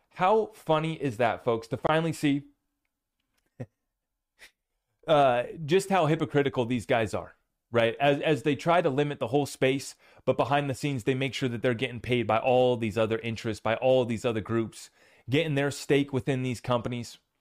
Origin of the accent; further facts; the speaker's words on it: United States; as an American